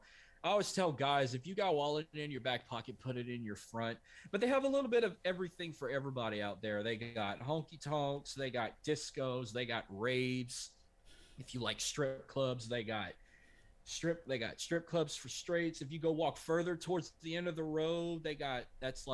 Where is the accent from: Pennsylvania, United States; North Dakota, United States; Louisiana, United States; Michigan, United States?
Louisiana, United States; we're from Louisiana. Anytime we say go, we use it the French way.